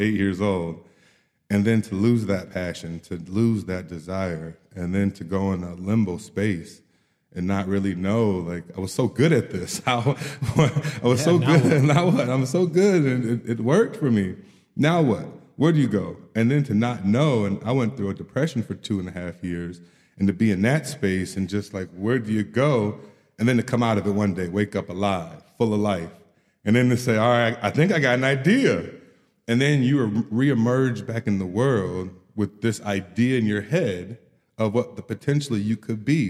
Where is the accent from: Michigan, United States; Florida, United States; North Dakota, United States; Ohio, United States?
Michigan, United States; Kalamazoo; also born or lived in East Lansing, Michigan; back in Kalamazoo, my hometown